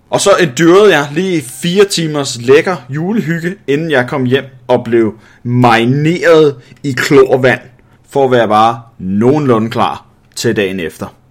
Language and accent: Danish; Denmark; jeg som dansker